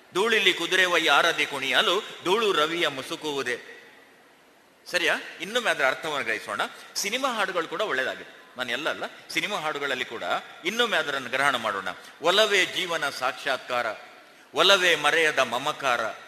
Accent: Karvalu, near Karkala, Karnataka, India; ಕಾರ್ಕಳದ ಹತ್ರ ಕರ್ವಾಲು ಅಂತ ನನ್ನ ಊರು

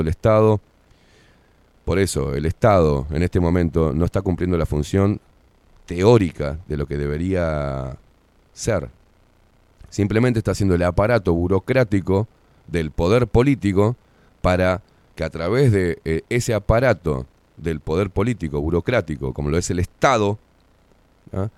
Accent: Uruguay

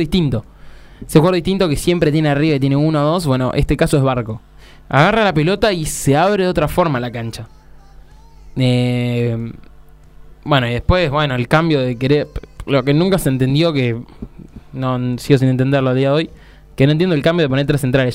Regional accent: Argentina; solo somos argentinos

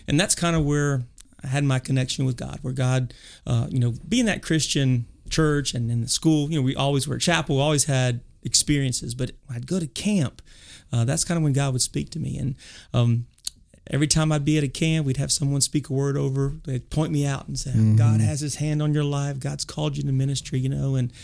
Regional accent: Lafayette, Louisiana, United States; moved away; also born or lived in South Carolina; I am born and raised in Cajun country down in Lafayette, Louisiana

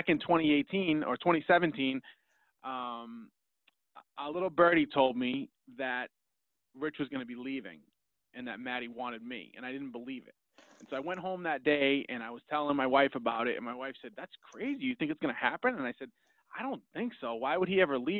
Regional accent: Malden, Massachusetts, United States; I grew up in Malden, which is right down the street

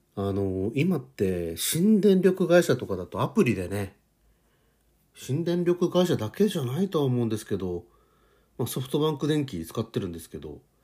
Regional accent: Hokkaido, Japan; moved away; 実家に帰りたいなと思ってます。北海道

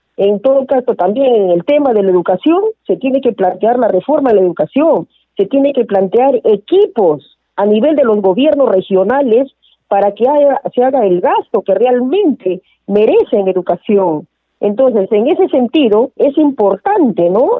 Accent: Peru; nosotros como peruanos, que somos peruanos

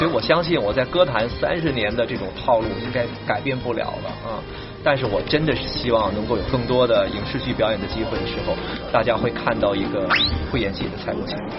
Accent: Beijing, China; 我北京人的那种脾气

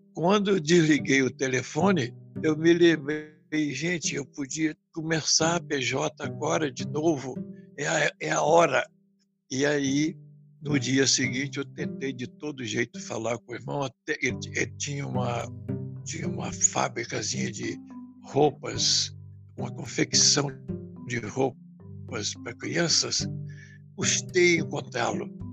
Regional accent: Brazil; Nós não nascemos nesses lugares. Nós nascemos no Brasil

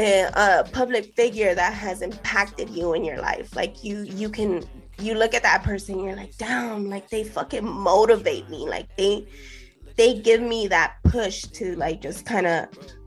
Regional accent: Los Angeles, California, United States; I grew up in East LA.

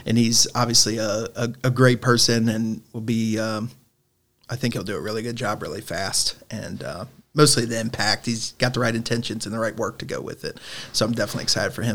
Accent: Northern Kentucky, United States; I'm obviously from Northern Kentucky

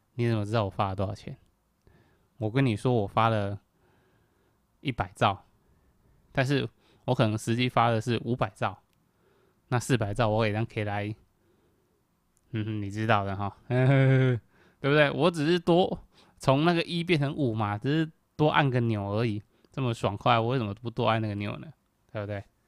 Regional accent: Kaohsiung, Taiwan; 我是一个高雄人

